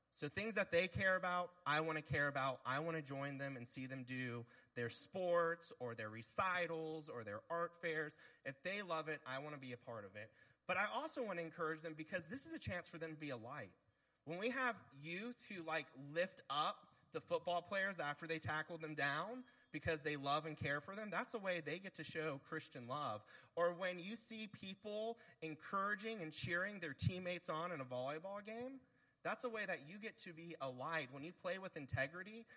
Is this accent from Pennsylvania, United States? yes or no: no; Bluffton, South Carolina, United States; I'm one of the few people who was born and raised in Bluffton, South Carolina